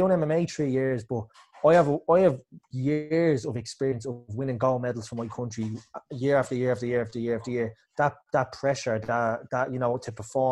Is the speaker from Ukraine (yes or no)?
no; Ireland; me being Irish